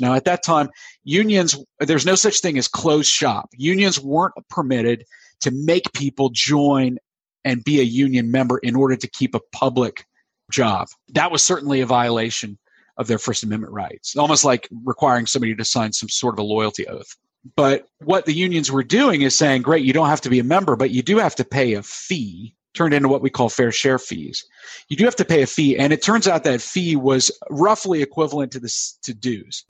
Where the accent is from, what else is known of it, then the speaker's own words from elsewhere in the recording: United States; also born or lived in South Carolina / Florida; now in Pennsylvania, United States; I grew up in South Carolina and Florida, where I would not have observed a lot of the problems that we've seen up here in Pennsylvania